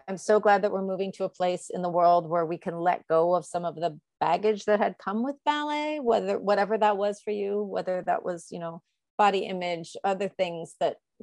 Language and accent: English; United States; now in New York City, United States; I'm American